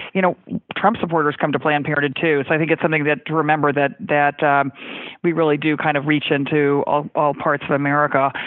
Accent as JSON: {"language": "English", "region": "Texas", "country": "United States", "tie": "born or raised there", "said": "my home state of Texas"}